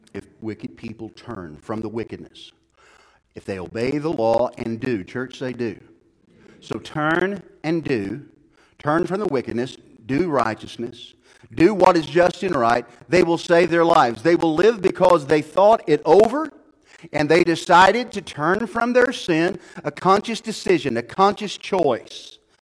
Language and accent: English; Odin, Illinois, United States; moved away as an adult; also born or lived in Louisiana; we were raised in Marion County, okay, in a little town called Odin